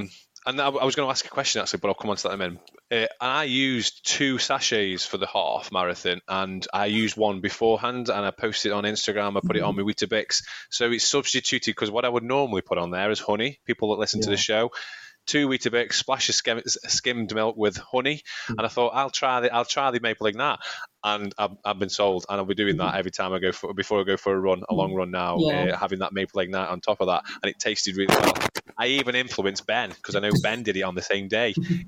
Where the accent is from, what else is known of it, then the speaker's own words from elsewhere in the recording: Stoke-on-Trent, West Midlands, United Kingdom; they're local to me. I'm from Stoke-on-Trent, and Crewe isn't that far away.